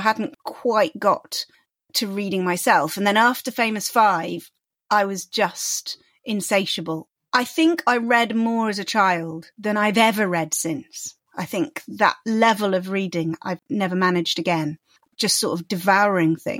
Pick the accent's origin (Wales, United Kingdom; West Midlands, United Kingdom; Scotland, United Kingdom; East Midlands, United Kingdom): East Midlands, United Kingdom; Peak District, Derbyshire; I grew up in the Peak District in Derbyshire